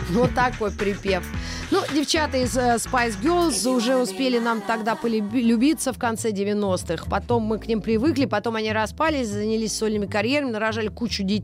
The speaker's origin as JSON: {"language": "Russian", "region": "Wallonia", "country": "Belgium", "second_language": "Russian", "said": "Но я же из Волонии."}